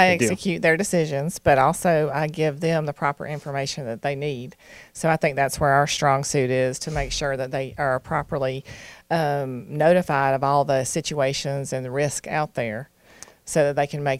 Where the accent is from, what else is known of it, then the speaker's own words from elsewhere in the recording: Douglasville, Georgia, United States; I grew up in Douglasville. I graduated from Lithia Springs High School. My father graduated from Douglas County High School in 1957, so I am a local.